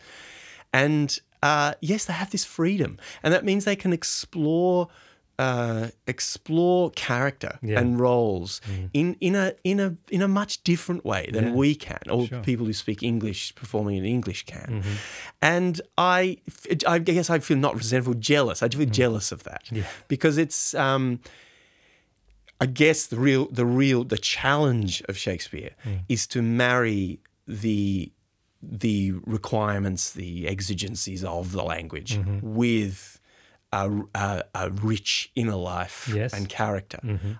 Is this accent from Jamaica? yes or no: no; Hobart, Tasmania, Australia; also born or lived in Brisbane; I think my earliest memory would probably have to be in high school in Brisbane. I grew up in Hobart, actually.